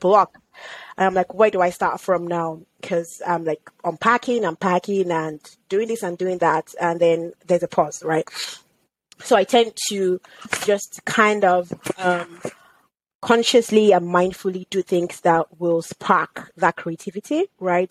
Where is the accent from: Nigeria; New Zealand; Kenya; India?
Nigeria; moved away as an adult; also born or lived in United Kingdom / United States; now in Canada; growing up in Nigeria was such an experience that I wouldn't want to trade